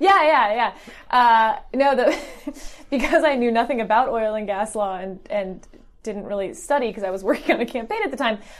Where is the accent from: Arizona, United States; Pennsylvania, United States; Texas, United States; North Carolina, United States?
Texas, United States; about an hour outside of Houston; moved away as an adult; also born or lived in Northwestern University (Illinois); I grew up in uh, about an hour outside of Houston, and I'm very Texan